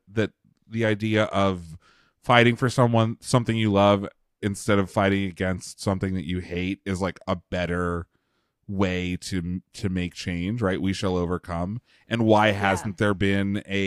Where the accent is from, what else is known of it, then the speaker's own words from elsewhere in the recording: Pennsylvania, United States; As a fat kid growing up in Pennsylvania